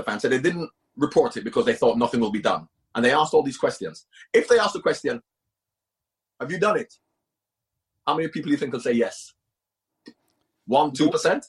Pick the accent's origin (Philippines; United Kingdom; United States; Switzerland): United Kingdom; England; I'm English and I wasn't affiliated with Celtic.